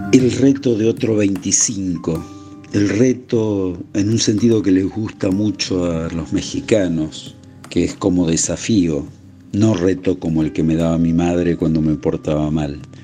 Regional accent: Argentina; ¿Qué somos los argentinos? ¿Qué queremos los argentinos?

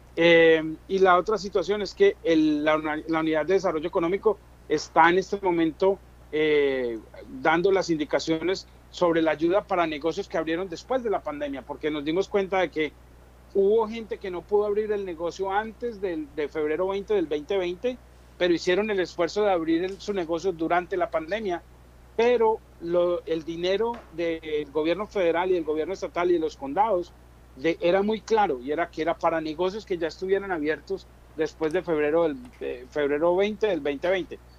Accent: Colombia; moved away as an adult; now in New Jersey, United States; yo soy un colombiano que llegó aquí en el 2004

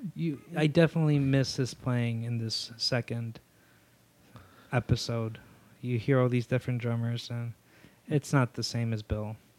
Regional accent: Zacatecas, Mexico; moved away; I'm from Zacatecas

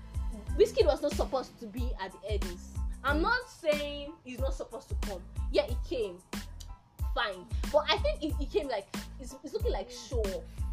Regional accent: Oju, Benue, Nigeria; I'm from Oju, I like that.

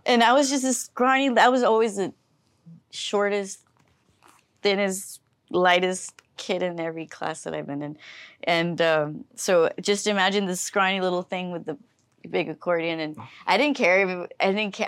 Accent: Weslaco, Texas, United States; I was from Weslaco

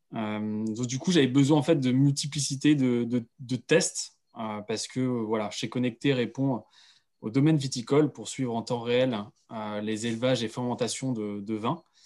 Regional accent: Pays de la Loire, France; je viens justement du Pays de Loire

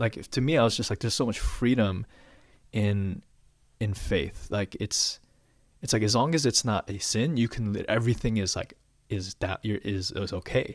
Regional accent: Chicago, Illinois, United States; now in Atlanta, United States; born and raised in Chicago. I mean, I guess the suburbs of Chicago

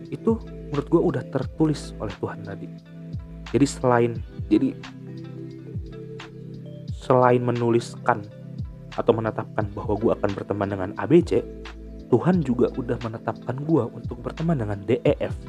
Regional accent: Cirebon, West Java, Indonesia; gue lahir uh, eh, gue lahir di gue lahir di Cirebon dan gue besar di Cirebon gue kuliah di Bandung selama empat tahun

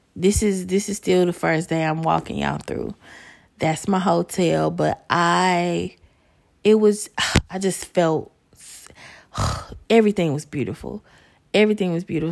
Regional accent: Chicago, Illinois, United States; I'm from Chicago

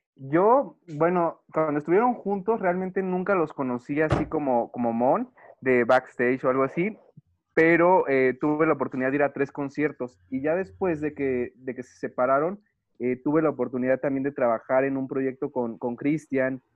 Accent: Mexico; soy aquí de México

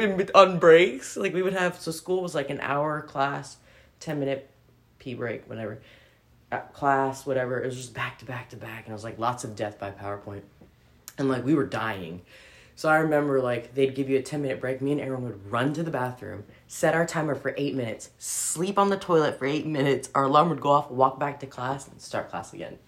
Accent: Philippines; I'm Filipina

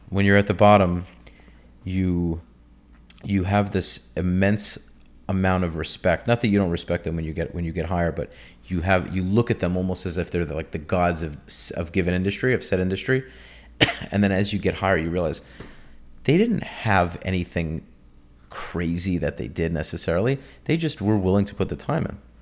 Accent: New York, United States; moved away as an adult; now in Florida, United States; growing up in New York

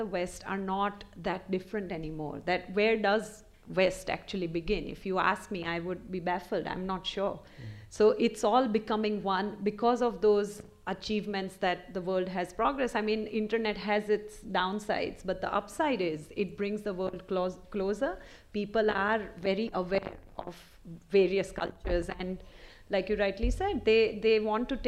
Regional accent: India; moved away as an adult; also born or lived in England; now in Australia; So I was born in England, but essentially raised in India.

